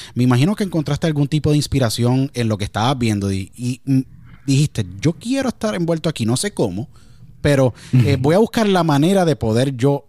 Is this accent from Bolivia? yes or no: no; Puerto Rico; gran país donde yo nací, Puerto Rico